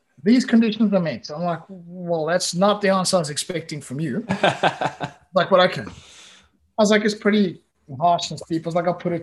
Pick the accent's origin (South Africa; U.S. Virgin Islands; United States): South Africa; moved away as an adult; also born or lived in Italy / Spain; now in Gran Canaria, Spain; I come from a country that you guys like conquered.